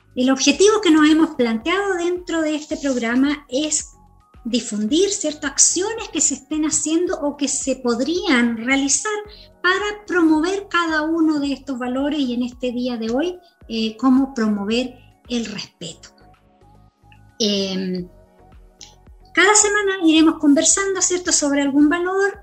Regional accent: Chile

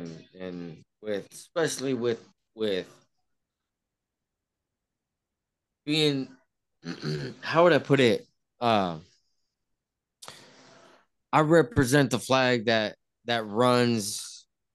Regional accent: Oaxaca, Mexico; we're from Oaxaca

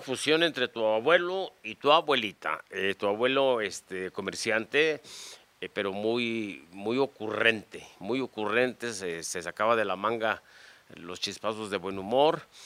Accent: Guadalajara, Jalisco, Mexico; yo nací aquí en Javier Mina 324, entre Abascal y Sausa y Mariano Jiménez.

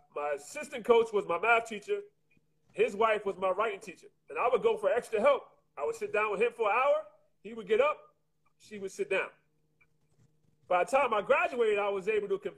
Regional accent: New York City, New York, United States; I'm from Queens. I ain't never heard the sounds or the noises of nature.

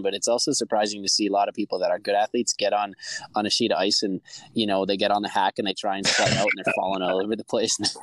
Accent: Eveleth, Minnesota, United States; moved away; It's in my hometown

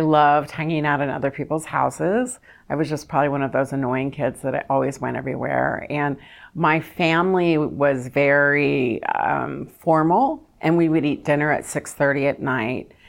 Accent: Kentucky, United States; now in Orange County, United States; I'm from Kentucky

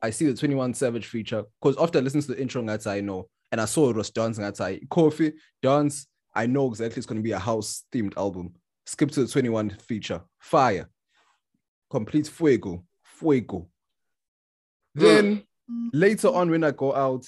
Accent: Durban, KwaZulu-Natal, South Africa; a South African from Durban, because we grew up with Deep House

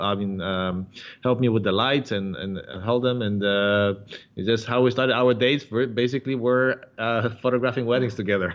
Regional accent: Warsaw, Masovian Voivodeship, Poland; now in San Diego, United States; I am uh, originally from Poland, from Warsaw

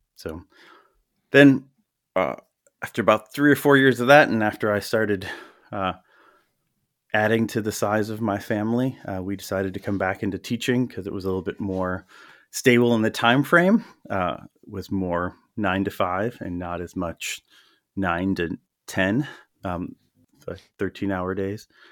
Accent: Milwaukee, Wisconsin, United States; also born or lived in West Allis, Wisconsin / Menomonee Falls, Wisconsin / Madison, Wisconsin / Las Vegas, Nevada; I grew up in the Milwaukee area, uh, born in West Dallas, Yeah, went to high school in Menominee Falls

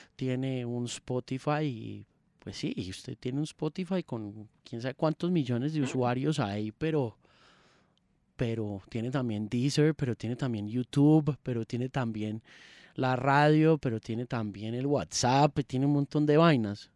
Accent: Colombia; also born or lived in Manizales; no soy bogotano, pero soy colombiano

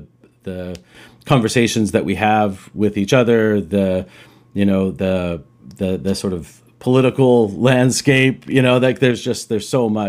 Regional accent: Roswell, New Mexico, United States; now in Vancouver, Canada; I was a kid growing up in New Mexico, in Roswell, New Mexico, which I mentioned to you guys.

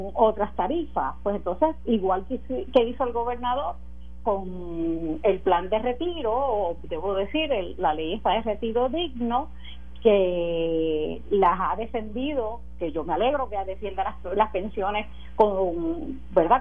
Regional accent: Puerto Rico; como puertorriqueña

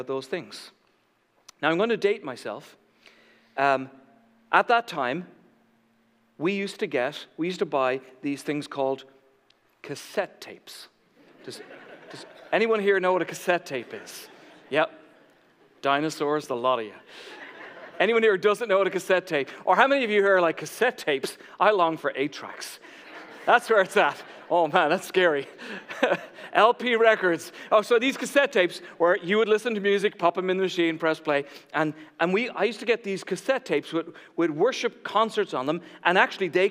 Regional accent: Ireland; moved away; growing up in Ireland

